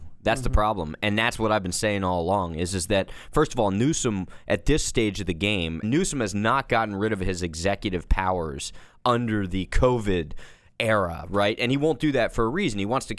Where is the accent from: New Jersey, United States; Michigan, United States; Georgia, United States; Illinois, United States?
New Jersey, United States; Bridgewater; Yep, you got it, Jersey boy.